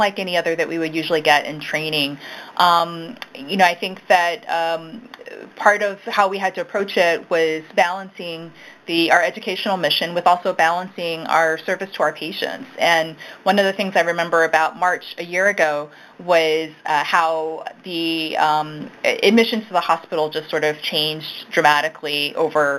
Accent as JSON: {"language": "English", "town": "Baltimore", "region": "Maryland", "country": "United States", "tie": "born or raised there", "said": "I definitely am from Baltimore. Grew up mostly on the west side, so I've lived in Irvington"}